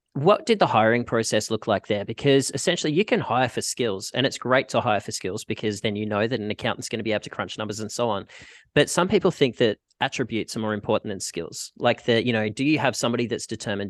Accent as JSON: {"language": "English", "country": "Australia", "moved": "as an adult", "lives_now": "Vancouver, Canada", "said": "I'm Australian and I was living in Australia"}